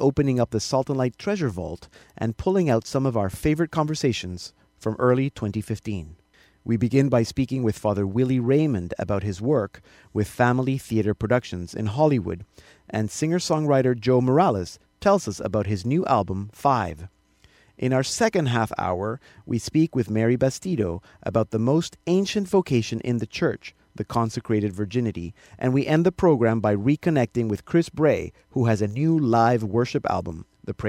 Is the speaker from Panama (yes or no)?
yes; Panama; moved away; growing up in Panama